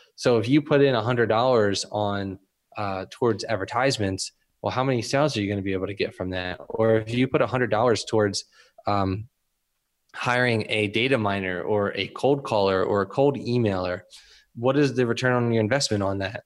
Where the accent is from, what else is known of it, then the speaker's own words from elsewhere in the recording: Philadelphia, Pennsylvania, United States; also born or lived in Camden; I grew up in Northeast Philly